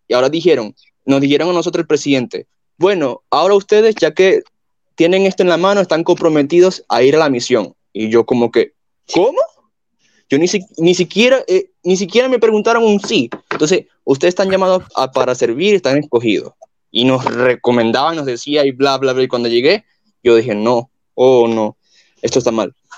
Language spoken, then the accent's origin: Spanish; Venezuela; now in Colombia; yo soy de Venezuela, pero vivo en Colombia